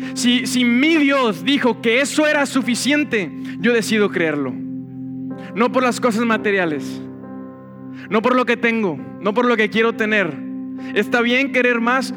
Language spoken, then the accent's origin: Spanish; Monterrey, Nuevo León, Mexico; como Monterrey no hay otro. Esta es nuestra tierra. Yo disfruto mi tierra, disfruto mi ciudad